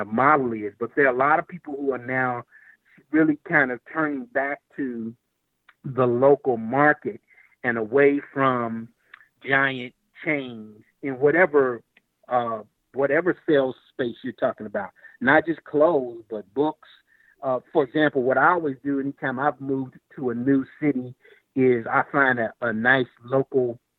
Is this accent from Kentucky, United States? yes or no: yes; Lexington, Kentucky, United States; my hometown of Lexington, Kentucky